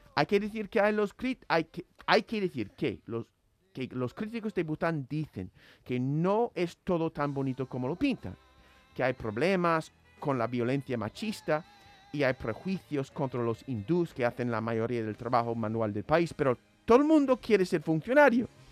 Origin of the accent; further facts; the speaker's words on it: United States; como estadounidense me crié acostumbrado a escuchar the pursuit or the right to the pursuit of happiness